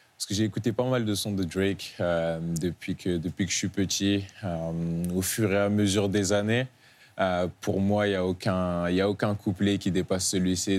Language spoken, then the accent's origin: French; Bordeaux, Nouvelle-Aquitaine, France; also born or lived in Rouen / Dijon; C'est surtout à Bordeaux que j'ai vraiment pris conscience de, la vie que j'avais